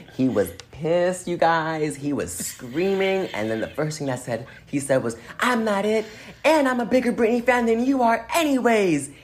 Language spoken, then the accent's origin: English; Inglewood, California, United States; also born or lived in Boston, Massachusetts / San Francisco / Minnesota; I was born and raised in Boston until I was 11, but I do consider myself from Inglewood, California, because that's where I spent most of like my teenage and adult life